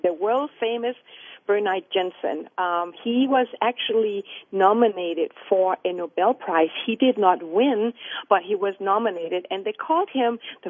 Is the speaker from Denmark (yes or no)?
yes; Denmark; now in British Columbia, Canada; I was born in Denmark